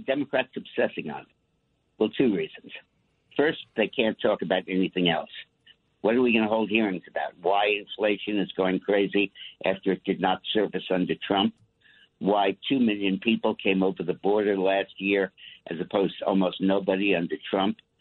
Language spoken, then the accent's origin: English; New York City, New York, United States; I'm a New Yorker